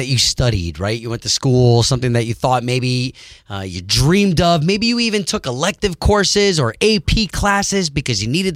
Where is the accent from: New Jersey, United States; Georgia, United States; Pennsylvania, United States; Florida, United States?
Florida, United States; Central; also born or lived in New York; as a Central Floridian, and I've been in Florida my whole life. Like, I moved down from New York when I was 5. So I've been in Florida my whole life